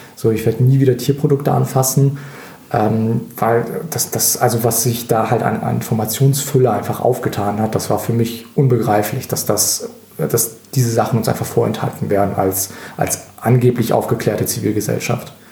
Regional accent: Russia; now in Germany

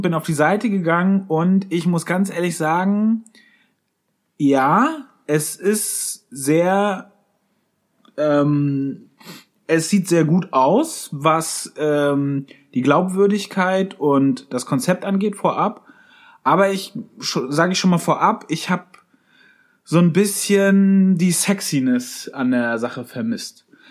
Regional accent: Schleswig-Holstein, Germany; meiner Heimat in Schleswig-Holstein

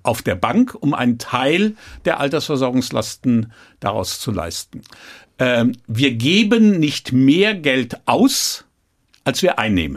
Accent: Troisdorf, North Rhine-Westphalia, Germany; ich bin protestantischer Rheinländer

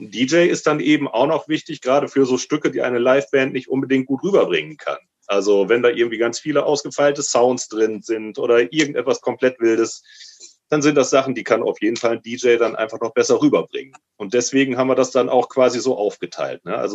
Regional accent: Lower Saxony, Germany; ich komme zum Beispiel aus dem Landkreis von Osnabrück

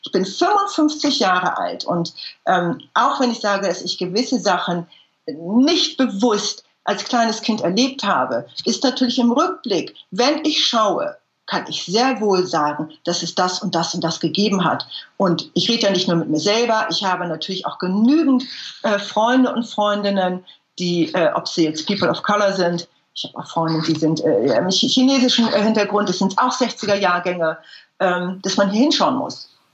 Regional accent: Germany; ich bin eine Deutsche, ich bin keine Ausländerin

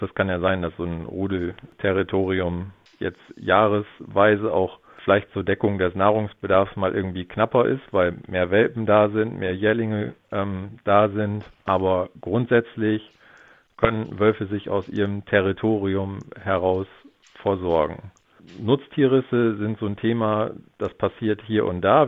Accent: Lower Saxony, Germany; bei uns in Niedersachsen

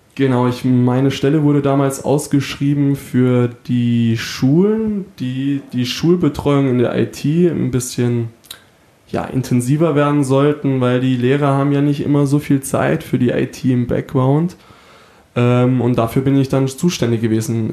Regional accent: Freiburg, Baden-Württemberg, Germany; moved away as an adult; also born or lived in Bietigheim; now in Hanover, Germany; da ich ja aus Freiburg komme

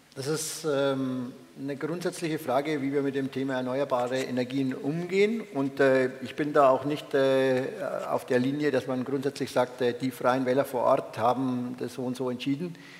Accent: Upper Franconia, Bavaria, Germany; Ich bin ein Franke, ich bin ein Oberfranke.

